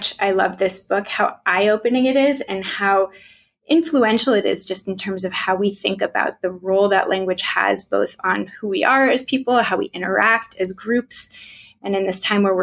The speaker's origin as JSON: {"language": "English", "country": "United States", "tie": "born or raised there", "said": "my siblings and I were raised in America and spoke mostly English"}